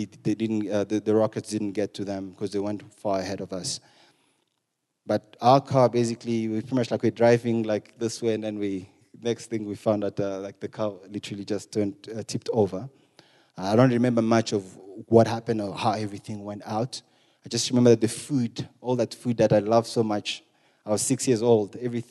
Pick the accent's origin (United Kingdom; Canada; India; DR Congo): DR Congo; eastern Congo; moved away; I'm from Congo, the eastern part of Congo